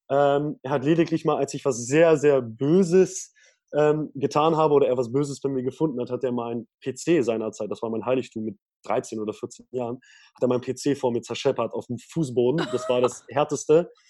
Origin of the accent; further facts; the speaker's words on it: Lower Saxony, Germany; Das hat gar nicht jedes Bundesland. Und bei uns in Niedersachsen wurde die fünfte und sechste Klasse dafür äh, ja, genutzt